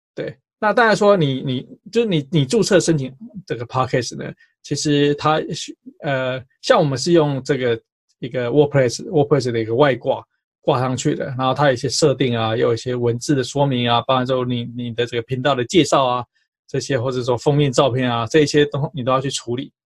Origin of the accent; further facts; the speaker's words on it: Taipei, Taiwan; 我记得我小时候在读建中的时候